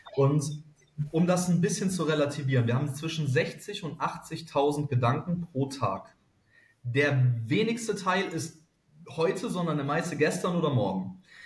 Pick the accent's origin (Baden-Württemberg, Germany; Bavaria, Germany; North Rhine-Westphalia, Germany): North Rhine-Westphalia, Germany; Cologne; Ich als Kölner